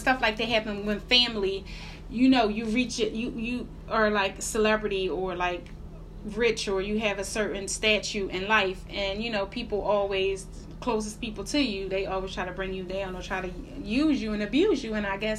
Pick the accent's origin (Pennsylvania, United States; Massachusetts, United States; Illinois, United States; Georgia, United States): Pennsylvania, United States; Philadelphia; I'm from Philly